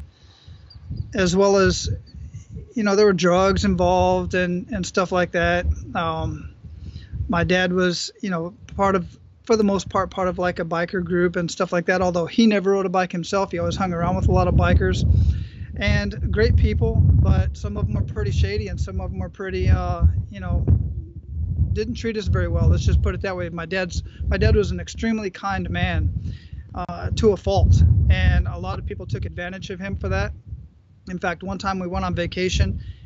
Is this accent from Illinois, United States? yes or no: no; Phoenix, Arizona, United States; Born and raised in Phoenix, Arizona